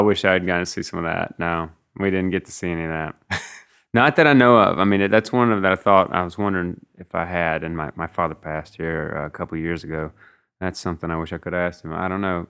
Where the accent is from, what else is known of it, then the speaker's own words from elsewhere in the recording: Mississippi, United States; growing up in Mississippi